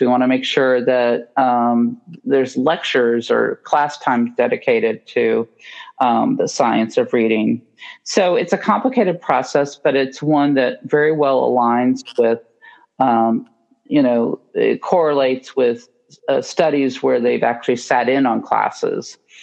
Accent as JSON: {"language": "English", "region": "Indiana", "country": "United States", "tie": "born or raised there", "moved": "as an adult", "lives_now": "Baltimore, United States", "said": "I grew up in Indiana."}